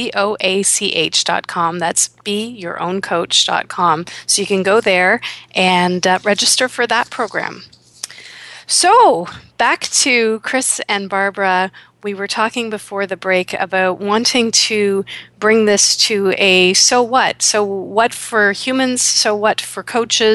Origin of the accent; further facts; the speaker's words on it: Toronto, Ontario, Canada; my hometown of Toronto